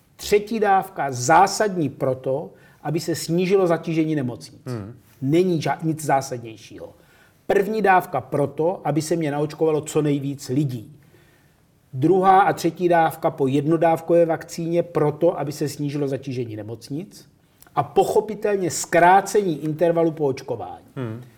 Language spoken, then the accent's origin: Czech; Czechia; ale jsme Češi.